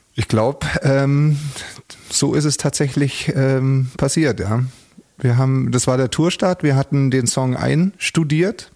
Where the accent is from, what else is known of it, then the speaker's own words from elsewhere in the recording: Munich, Bavaria, Germany; es war für mich als Münchner